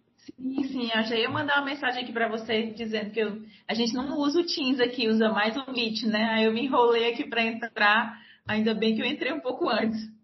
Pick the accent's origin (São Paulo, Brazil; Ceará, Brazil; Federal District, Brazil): Ceará, Brazil; Nova Russas; moved away as an adult; also born or lived in Fortaleza; now in Rio Grande do Norte, Brazil; Eu sou natural do Ceará, mas eu vivi até os 17 anos no interior do estado, num município chamado Nova Russas.